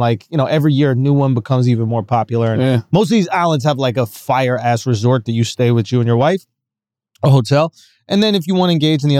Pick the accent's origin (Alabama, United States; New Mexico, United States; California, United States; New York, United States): New York, United States; New York City; And I grew up in Manhattan, right?